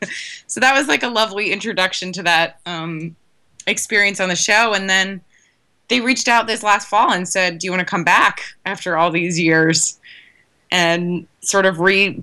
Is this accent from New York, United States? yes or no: no; Richmond, Virginia, United States; Richmond, Virginia.